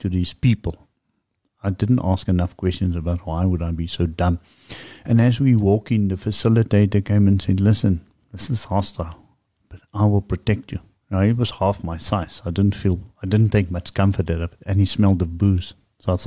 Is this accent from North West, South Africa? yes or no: yes; Rustenburg, North West, South Africa; I grew up in Rustenburg